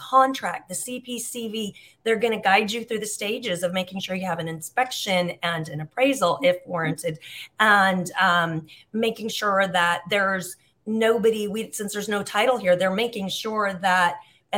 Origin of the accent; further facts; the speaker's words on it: Huntington Beach, California, United States; moved away as an adult; now in Algarve, Portugal; I grew up in Southern California. We lived in Huntington Beach